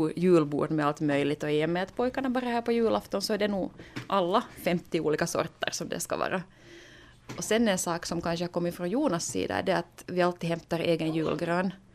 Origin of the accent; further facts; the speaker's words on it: Ostrobothnia, Finland; moved away; jag är hemma från Österbotten